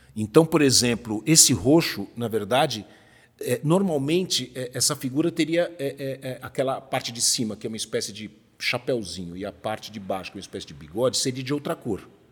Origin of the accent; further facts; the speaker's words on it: Brazil; eu sou brasileiro